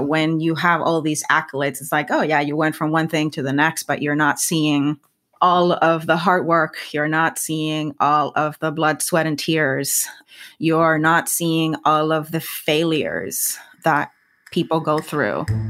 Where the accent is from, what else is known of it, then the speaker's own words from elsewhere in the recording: Puerto Rico; first language Spanish; English is a second language; moved away as an adult; now in United States; I was always very proud of being a Puerto Rican scientist.